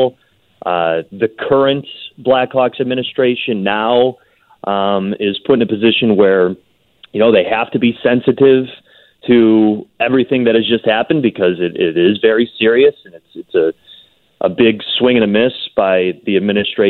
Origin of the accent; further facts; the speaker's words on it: Chicago, Illinois, United States; I'm a Chicagoan, I'm a Chicago fan